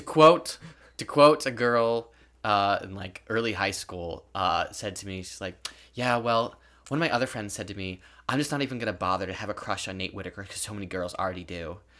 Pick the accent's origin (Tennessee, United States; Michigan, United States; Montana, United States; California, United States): California, United States; moved away; originally we're from California